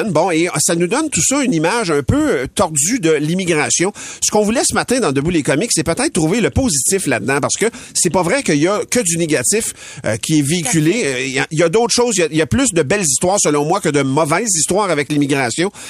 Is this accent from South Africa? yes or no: no; Mexico; moved away; Euh, je viens du Mexique. Ça fait 18 ans et demi qu'on est ici, mes